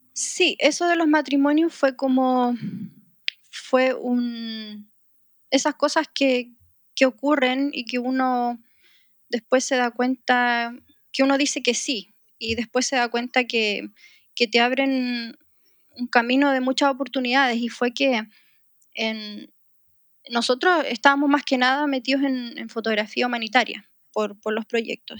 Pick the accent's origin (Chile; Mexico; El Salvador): Chile; moved away as an adult; also born or lived in Middle East; a pesar de que somos chilenos, vivimos muchos años en el Medio Oriente